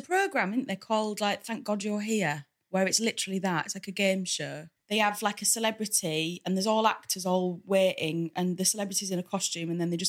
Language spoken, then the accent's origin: English; Hull, Yorkshire and the Humber, United Kingdom; now in London, United Kingdom; you might be able to tell from my accent, I come from Hull.